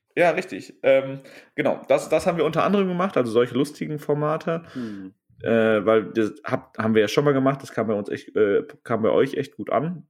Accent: Germany; wir kommen aus Westdeutschland und Süddeutschland

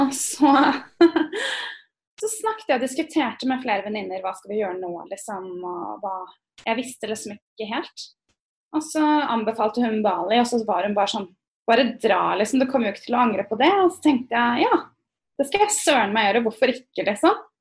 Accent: Norway; moved away as an adult; also born or lived in Berkeley, United States; now in United States; vi nordmenn

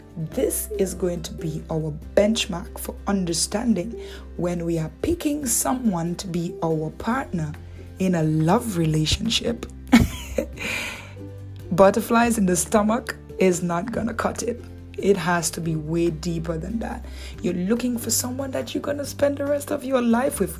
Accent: Dominican Republic; accent: Dominican; my Dominican accent

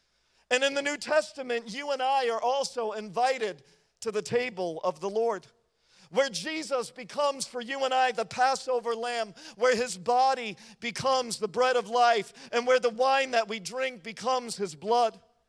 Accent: United States

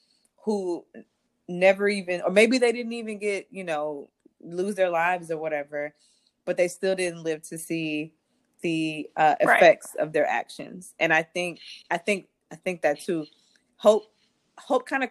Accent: Montgomery, Alabama, United States; I'm born and bred in Montgomery, Alabama.

